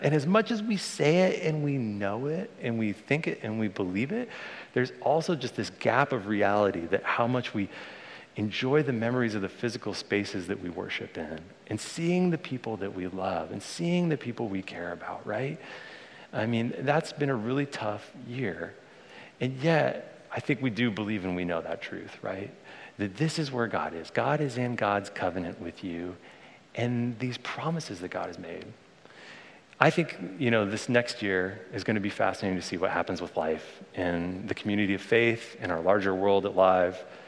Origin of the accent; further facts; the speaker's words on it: Bay Area, California, United States; I was born in the Bay Area, and I grew up around here as a little kid